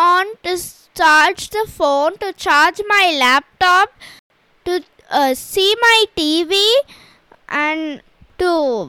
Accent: India; I am from India and I am 10 years old.

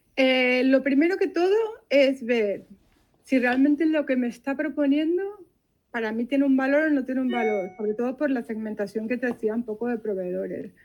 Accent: Venezuela; moved away as an adult; now in Barcelona, Spain; en Venezuela, que es de donde yo soy

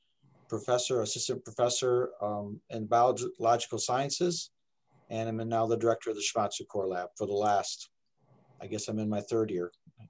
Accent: Michigan, United States; also born or lived in Texas; Well, I came, I'm actually from Michigan here, but I bounced back and forth between Texas and Michigan a few times.

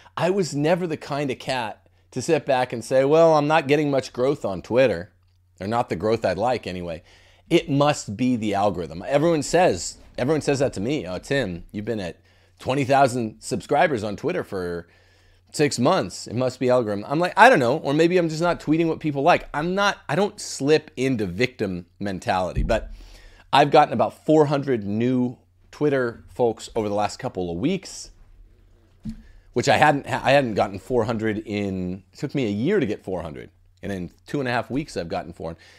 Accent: Mississippi, United States; From my home state now

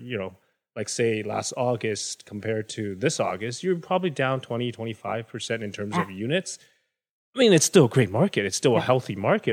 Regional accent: Hong Kong; now in Kelowna, Canada; I'm from Hong Kong

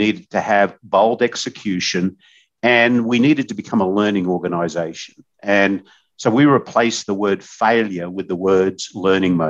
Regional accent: Australia; moved away as an adult; now in United States; when I was growing up in Australia

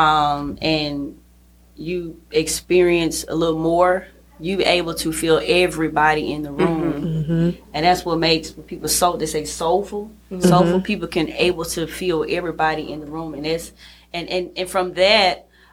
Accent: Jackson, Mississippi, United States; I'm from Jackson. Born and raised

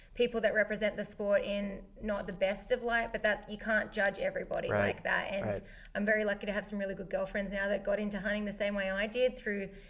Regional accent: Australia; moved away as an adult; I grew up in Australia where it's blue skies

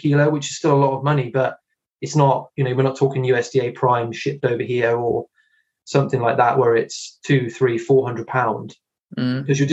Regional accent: Hereford, West Midlands, United Kingdom; I'm in Herefordshire, and I was born in Hereford. I still live very close to it

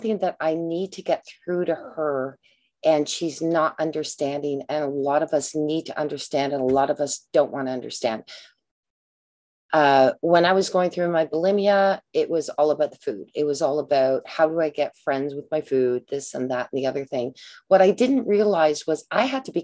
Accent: Canada; I'm a Canadian

